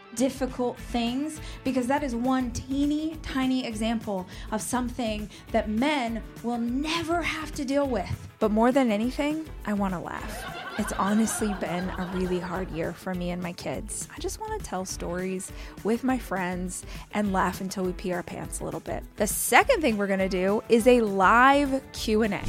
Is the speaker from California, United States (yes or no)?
yes; Southern California, United States; I'm from Southern California originally